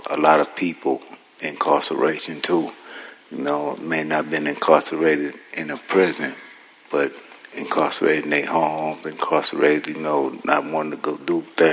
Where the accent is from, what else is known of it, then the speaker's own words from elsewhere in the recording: San Francisco, California, United States; I was born in San Francisco